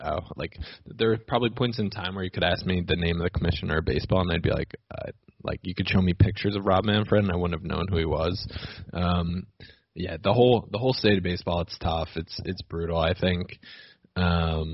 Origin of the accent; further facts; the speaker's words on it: New Jersey, United States; someone like us growing up in New Jersey